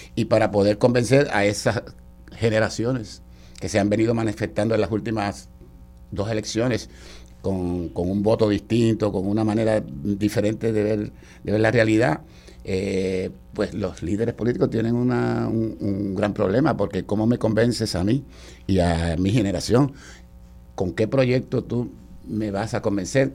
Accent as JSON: {"language": "Spanish", "country": "Puerto Rico", "said": "como todo puertorriqueño"}